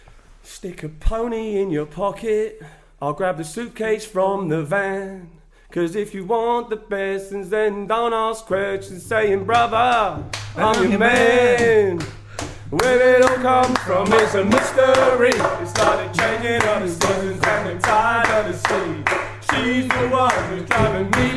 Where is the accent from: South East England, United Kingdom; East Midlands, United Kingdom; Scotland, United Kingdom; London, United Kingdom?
South East England, United Kingdom; Basingstoke; Basingstoke's like I'm born and bred in Basingstoke